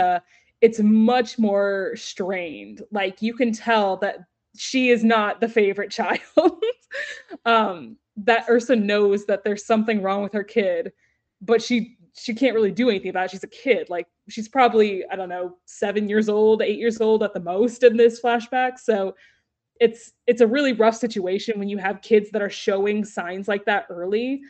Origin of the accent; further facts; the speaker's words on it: Texas, United States; I'm from Texas